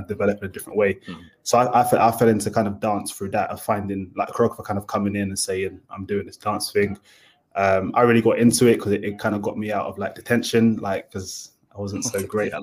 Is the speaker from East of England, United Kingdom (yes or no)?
no; Dagenham, London, United Kingdom; I was born in Dagenham, lived in Dagenham for quite a long time.